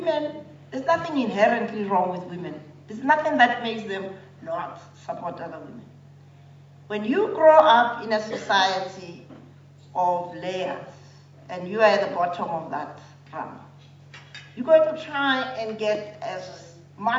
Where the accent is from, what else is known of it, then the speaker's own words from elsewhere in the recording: South Africa; as a South African